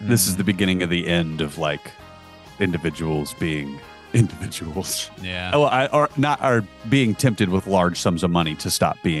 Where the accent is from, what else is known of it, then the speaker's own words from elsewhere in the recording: United States; as an American